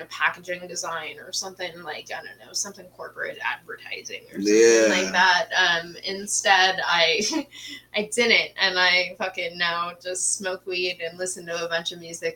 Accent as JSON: {"language": "English", "town": "Redmond", "region": "Washington", "country": "United States", "tie": "born or raised there", "also_born_or_lived": "Monroe, Washington", "said": "I was coming from Rendon. We lived, like, Microsoft campus"}